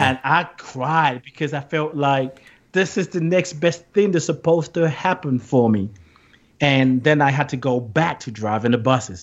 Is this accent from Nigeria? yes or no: yes; Nigeria; moved away; also born or lived in England; I grew up in Nigeria